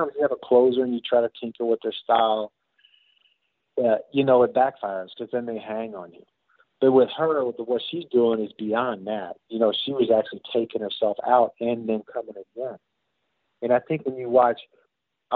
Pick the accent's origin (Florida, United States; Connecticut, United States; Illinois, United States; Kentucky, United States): Kentucky, United States; Louisville; I was born in Louisville, Kentucky